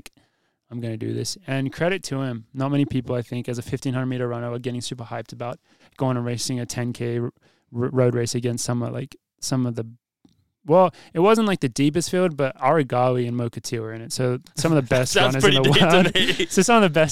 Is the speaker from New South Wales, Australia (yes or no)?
yes; Sydney, New South Wales, Australia; moved away; I've always been someone that defends my hometown as a good place for running